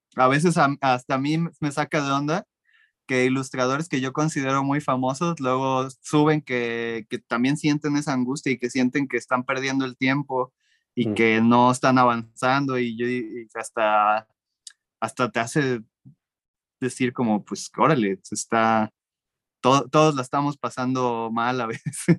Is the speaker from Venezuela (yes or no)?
no; Mexico; yo como mexicano